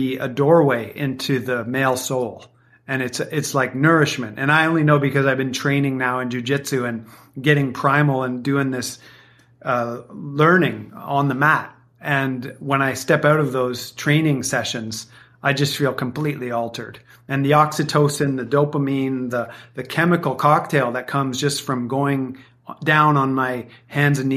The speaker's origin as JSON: {"language": "English", "country": "Canada", "tie": "born or raised there", "said": "I grew up playing hockey in Canada"}